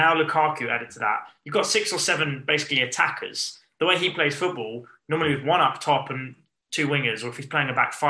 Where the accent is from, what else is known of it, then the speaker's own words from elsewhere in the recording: England, United Kingdom; we're English